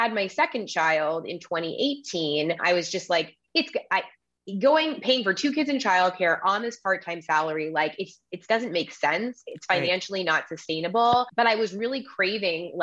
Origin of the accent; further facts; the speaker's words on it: Massachusetts, United States; moved away as an adult; now in Sonoma County, California, United States; I grew up in Massachusetts